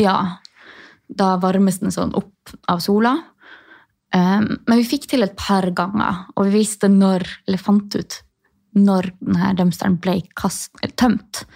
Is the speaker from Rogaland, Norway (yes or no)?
no; Tromsø, Troms, Norway; moved away as an adult; also born or lived in Sortland, Nordland; Jeg har akkurat flytta fra Sortland i Nordland, men jeg er fra Tromsø